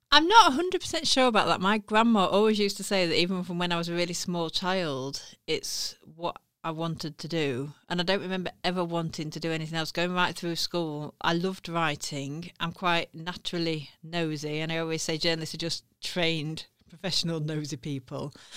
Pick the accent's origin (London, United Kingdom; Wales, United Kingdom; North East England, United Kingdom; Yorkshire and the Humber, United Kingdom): Yorkshire and the Humber, United Kingdom; Sheffield; my hometown